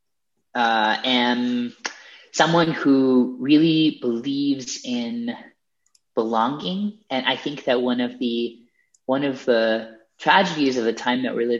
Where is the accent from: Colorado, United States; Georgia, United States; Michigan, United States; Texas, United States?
Colorado, United States; I grew up in Colorado. My parents are immigrants from India